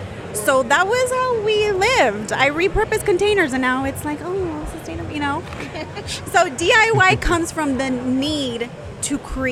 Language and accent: English; San Jose, California, United States; In San Jose, California.